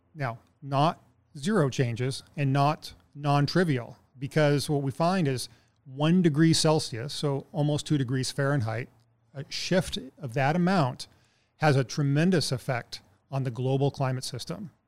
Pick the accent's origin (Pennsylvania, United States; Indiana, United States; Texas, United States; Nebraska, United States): Texas, United States; moved away as an adult; now in Anchorage, United States; I'm originally from Texas, but I've been here for about seventeen years now